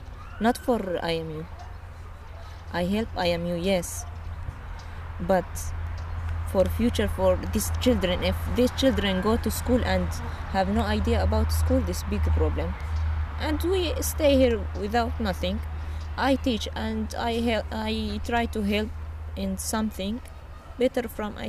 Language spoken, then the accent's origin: English; Qamishli, Al-Hasakah Governorate, Syria; English is a second language; moved away as an adult; also born or lived in Deir ez-Zor; now in Greece; I am from Kamishli. Kamishli. I am born in Kamishli.